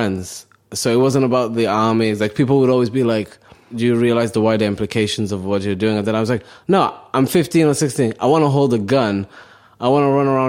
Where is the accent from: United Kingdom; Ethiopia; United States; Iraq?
United Kingdom; Cardiff, Wales; English is a second language; also born or lived in Somalia; I'm from Wales.